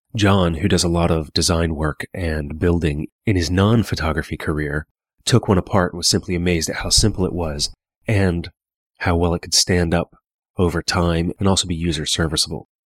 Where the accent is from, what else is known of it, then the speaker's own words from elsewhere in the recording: Hagerstown, Maryland, United States; now in Pennsylvania, United States; my hometown of Hagerstown, Maryland